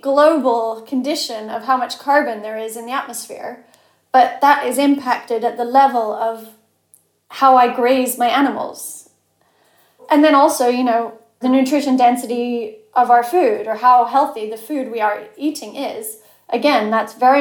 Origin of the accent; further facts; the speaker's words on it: Cheshire, North West England, United Kingdom; moved away as an adult; also born or lived in Chile; I grew up in Cheshire